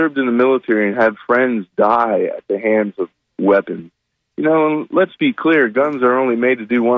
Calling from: Pinellas Park, Florida, United States; I'm calling from Pinellas Park.

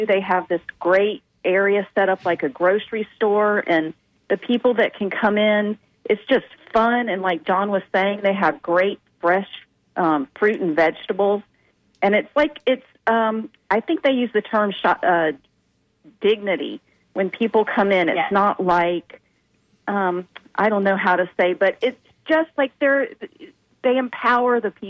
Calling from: Tampa, Florida, United States; hey. I'm calling from Tampa.

